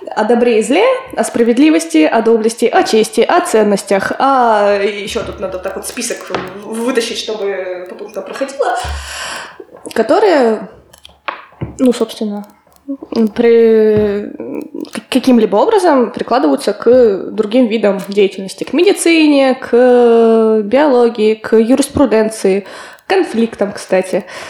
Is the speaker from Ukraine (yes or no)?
no; Kotlas, Arkhangelsk Oblast, Russia; moved away as an adult; also born or lived in Peterhof, Saint Petersburg; now in Saint Petersburg, Russia; в моем родном городе, в Котласе